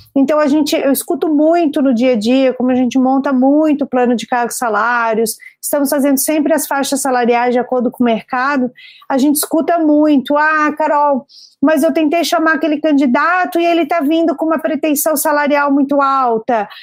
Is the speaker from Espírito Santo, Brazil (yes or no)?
no; Florianópolis, Santa Catarina, Brazil; sou aqui natural de Florianópolis